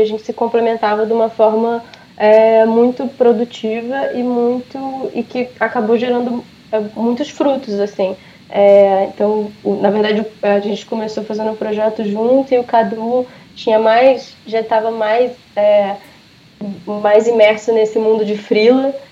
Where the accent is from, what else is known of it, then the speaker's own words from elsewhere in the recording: Brazil; o fato de eu ter nascido do Brasil